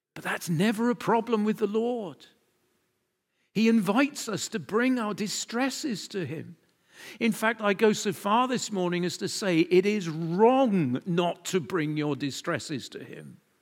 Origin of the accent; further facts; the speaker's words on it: United Kingdom; we're British